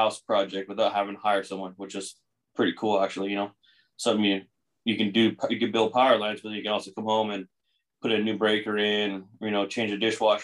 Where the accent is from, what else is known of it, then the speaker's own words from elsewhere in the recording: Chino, California, United States; also born or lived in Pomona, California; I was born in Pomona and then grew up in Chino